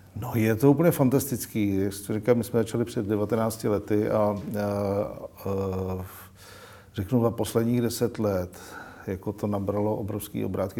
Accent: Czechia; jsme jak Češi

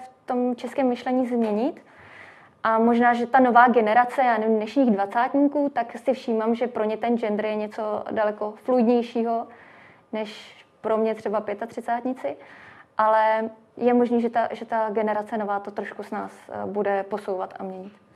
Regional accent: Czechia; u nás v Čechách

